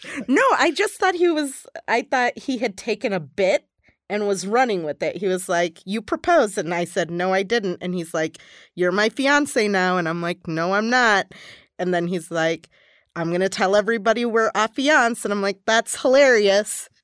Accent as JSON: {"language": "English", "town": "Atlanta", "region": "Georgia", "country": "United States", "tie": "born or raised there", "moved": "yes", "lives_now": "Denver, United States", "said": "I grew up in Atlanta, Georgia"}